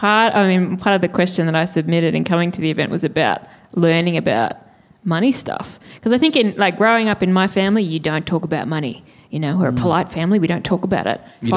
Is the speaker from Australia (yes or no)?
yes; Sydney, New South Wales, Australia; I grew up in Sydney and the house I grew up in was pretty average, but then Sydney boomed